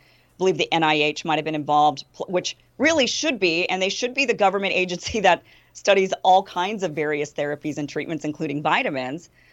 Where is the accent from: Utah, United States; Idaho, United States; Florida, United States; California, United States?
Idaho, United States; my home state of Idaho